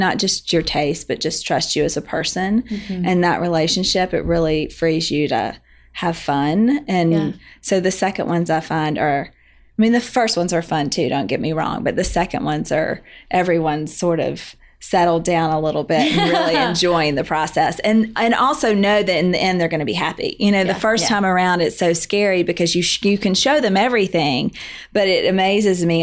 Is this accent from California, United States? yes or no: no; Birmingham, Alabama, United States; moved away as an adult; also born or lived in North Carolina / Atlanta, Georgia; now in Charleston, United States; I'm from Birmingham. I grew up in Alabama